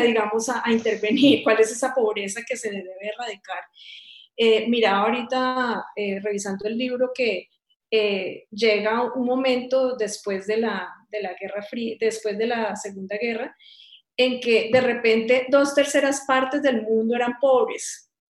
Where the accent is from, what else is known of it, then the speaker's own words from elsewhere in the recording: Cali, Valle del Cauca, Colombia; moved away as an adult; also born or lived in United States; yo soy caleña